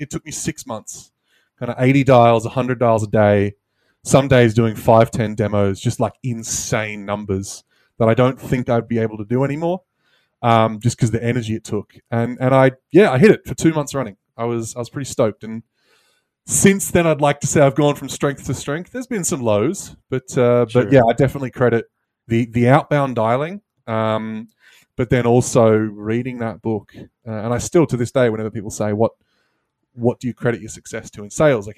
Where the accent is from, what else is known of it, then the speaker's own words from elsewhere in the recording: Australia; moved away; I'm originally an Aussie